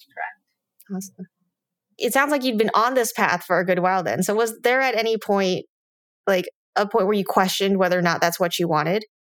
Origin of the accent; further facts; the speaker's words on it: United States; me growing up in the United States